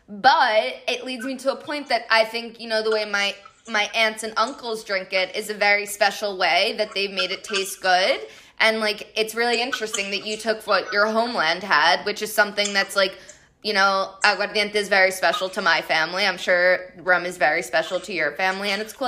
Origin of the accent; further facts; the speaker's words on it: Colombia; I'm from Colombia